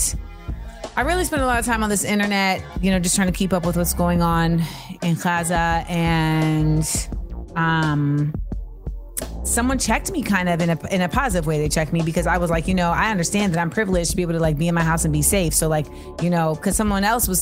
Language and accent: English; Inglewood, California, United States; I was born in Inglewood